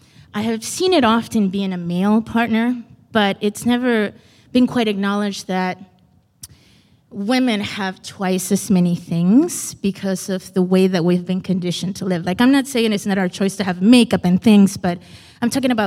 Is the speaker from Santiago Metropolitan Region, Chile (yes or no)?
no; Iquique, Tarapacá, Chile; also born or lived in Lowell, United States; I'm from Iquique, Chile, by way of Lowell, Mass.